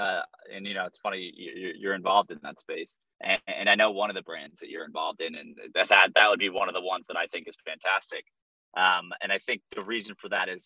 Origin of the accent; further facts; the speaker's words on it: Northeast, United States; I'm from the Northeast